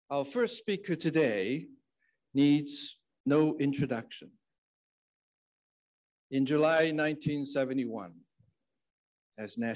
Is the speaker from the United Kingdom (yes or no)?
no; Shanghai, China; I was a young student at a school a few blocks from Jinjiang Hotel, where the Shanghai communique was signed.